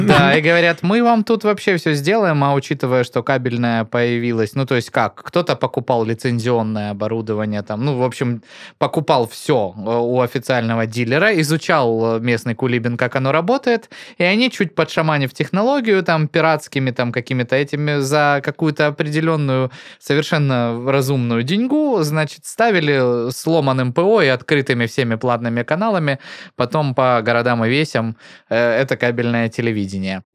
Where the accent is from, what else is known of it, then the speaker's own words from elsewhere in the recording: Novoplastunovskaya, Krasnodar Krai, Russia; moved away; Станичка, откуда я родом, абсолютно прекрасное, экологическое, экологически чистое место.